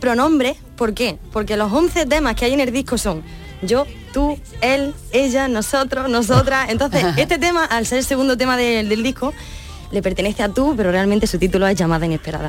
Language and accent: Spanish; Úbeda, Andalusia, Spain; Mi pueblo es el mármol